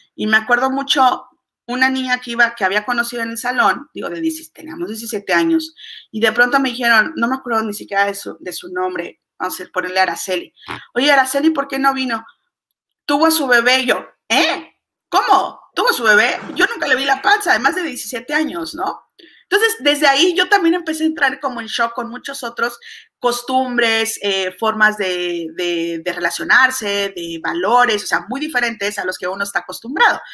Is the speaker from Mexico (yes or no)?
yes; Mexico; yo soy mexicana